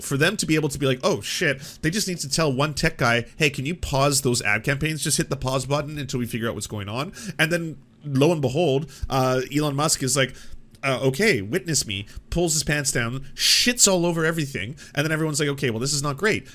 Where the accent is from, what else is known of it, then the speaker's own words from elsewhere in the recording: Canada; I'm a Canadian